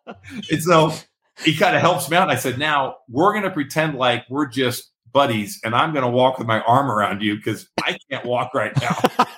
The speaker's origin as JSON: {"language": "English", "area": "up near San Francisco", "region": "California", "country": "United States", "said": "I'm from California, up near San Francisco."}